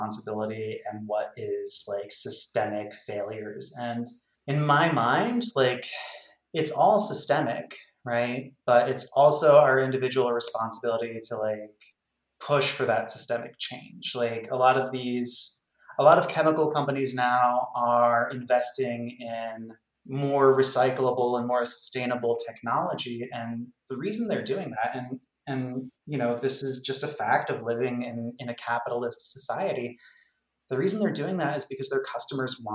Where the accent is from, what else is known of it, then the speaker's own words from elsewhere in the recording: Catskill Mountains, rural New York, United States; I grew up in the Catskill Mountains in rural New York. When I was a kid, I moved around